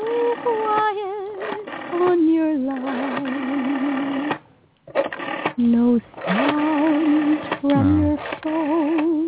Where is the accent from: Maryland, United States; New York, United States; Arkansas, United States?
Maryland, United States; now in Boston, United States; I am from Maryland